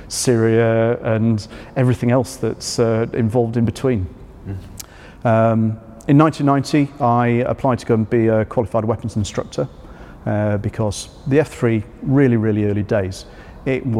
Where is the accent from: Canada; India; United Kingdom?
United Kingdom; Yorkshire and the Humber; moved away; I grew up in North Yorkshire, though not that part of. Mm-hmm. I grew up on the coast